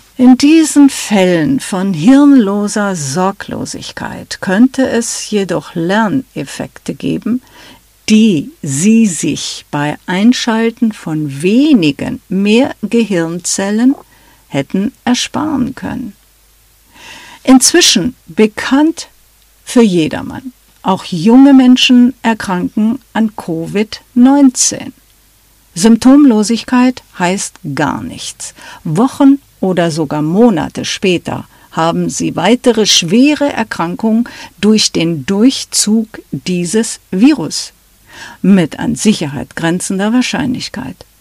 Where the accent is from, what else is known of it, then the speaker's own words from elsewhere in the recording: Germany; erkannte man uns dennoch als Deutsche